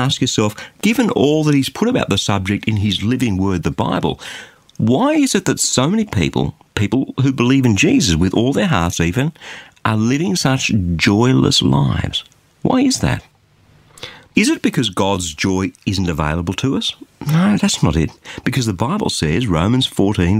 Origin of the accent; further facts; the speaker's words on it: Australia; as an Aussie